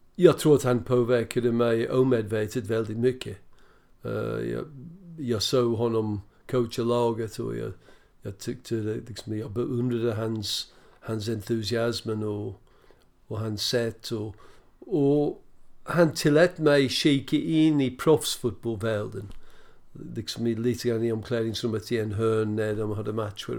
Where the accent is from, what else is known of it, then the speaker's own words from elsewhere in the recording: Birmingham, West Midlands, United Kingdom; Swedish is a second language; also born or lived in Preston; now in Sweden; jag växte upp ja, på Villa Park i stort sett